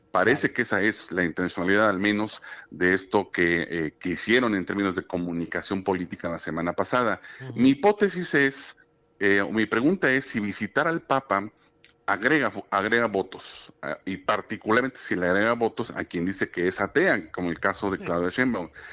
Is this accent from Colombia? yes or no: no; Mexico; también católica como la nuestra, como México